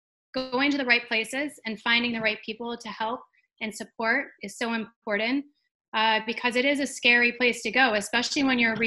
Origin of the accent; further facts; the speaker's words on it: East Coast, United States; moved away as an adult; now in Arizona, United States; I'm from the East Coast, and back in 99, when I moved out to Arizona